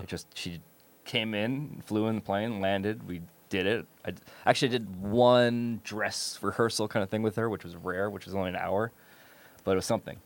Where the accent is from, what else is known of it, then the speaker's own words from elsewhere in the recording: New York, United States; moved away; I'm from New York